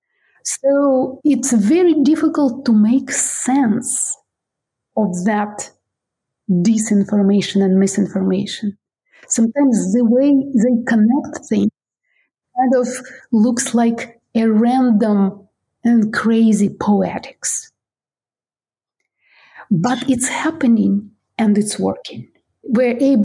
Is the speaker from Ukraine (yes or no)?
yes; Ukraine; I'm Ukrainian and from Ukraine